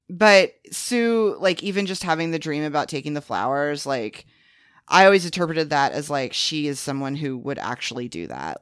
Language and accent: English; the Bible Belt, United States; growing up in the Bible Belt